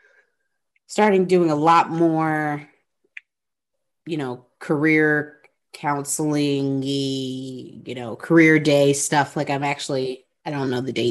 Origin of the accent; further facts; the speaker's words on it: New Orleans, Louisiana, United States; I'm from New Orleans